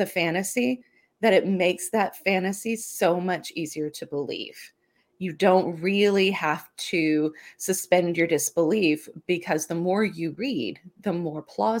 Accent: Louisiana, United States; And with what I grew up around in South Louisiana, ghost stories and things

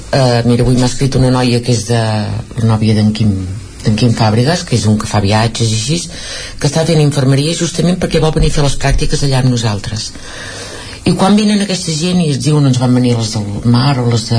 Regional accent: Vic, Catalonia, Spain; casa nostra és aquí a Vic nosaltres som de Vic

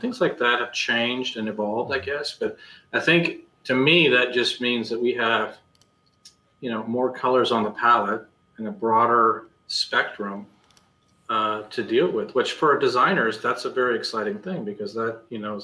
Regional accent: Marshalltown, Iowa, United States; I was born and raised in Marshalltown, Iowa

